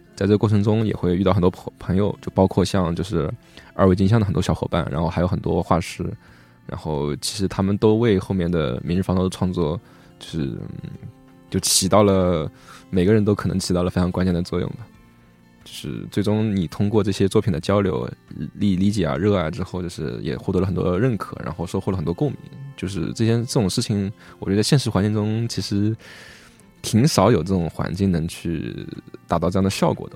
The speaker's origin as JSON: {"language": "Chinese", "town": "Hangzhou", "region": "Zhejiang", "country": "China", "said": "而且我们都是杭州人"}